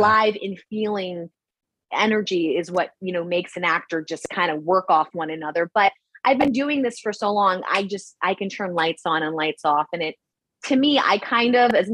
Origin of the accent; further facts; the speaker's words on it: New York, United States; accent: New York; now in California, United States; I am Irish, Italian, Dominican from New York, but I live out in California